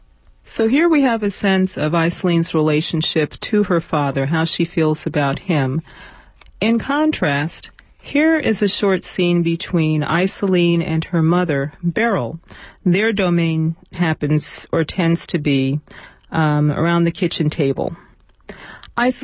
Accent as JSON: {"language": "English", "town": "New York City", "region": "New York", "country": "United States", "tie": "born or raised there", "said": "I grew up in some housing projects on Manhattan's Lower East Side"}